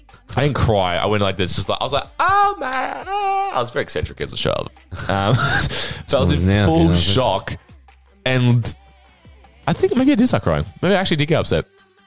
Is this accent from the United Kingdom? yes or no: no; Australia; I'm Australian.